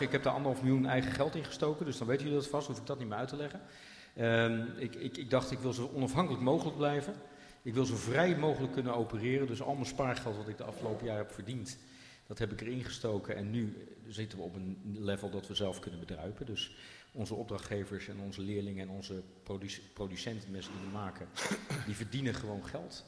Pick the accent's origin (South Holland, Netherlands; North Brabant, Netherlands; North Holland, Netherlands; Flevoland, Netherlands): South Holland, Netherlands; Rotterdam; now in Zutphen, Netherlands; ik kom zelf uit Rotterdam